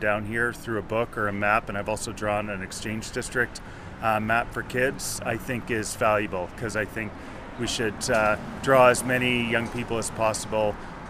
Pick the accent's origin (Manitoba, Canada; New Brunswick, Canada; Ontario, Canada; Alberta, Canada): Manitoba, Canada; Winnipeg; when I was growing up in Winnipeg, I grew up in the suburbs in Charleswood